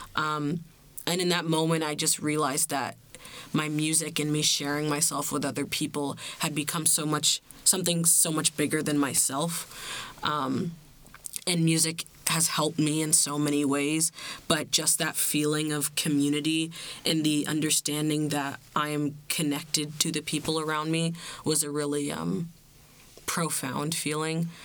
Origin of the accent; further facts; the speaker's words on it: Bermuda; I'm from Bermuda